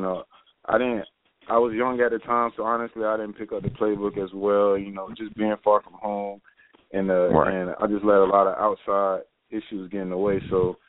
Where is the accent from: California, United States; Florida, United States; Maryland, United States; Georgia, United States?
Florida, United States; Tampa; I play defensive back. I'm from Tampa, Florida.